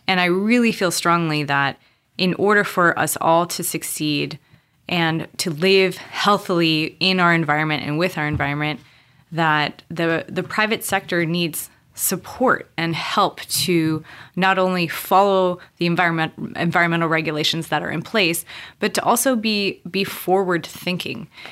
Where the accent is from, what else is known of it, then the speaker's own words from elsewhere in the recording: Montana, United States; moved away as an adult; also born or lived in Cameroon; now in San Diego, United States; growing up in Montana